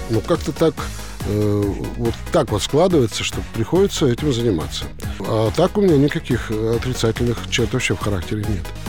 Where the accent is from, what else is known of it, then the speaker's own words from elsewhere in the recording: Perm, Perm Krai, Russia; мы из Перми с Федькой. Вот я родился э, в Пермском районе. То есть это пригород Перми